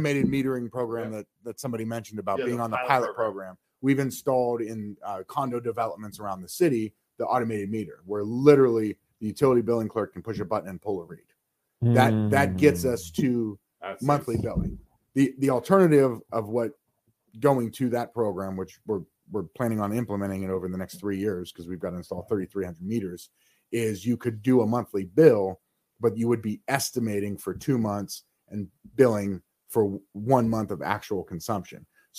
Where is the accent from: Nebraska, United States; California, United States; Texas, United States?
Texas, United States; So I came from Texas, right? There's not a lot of water in Texas